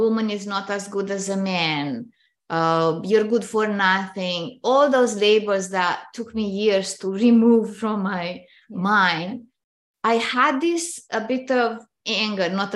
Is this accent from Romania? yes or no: yes; Romania; moved away as an adult; now in Canada; I grew up in Romania, which is a communist country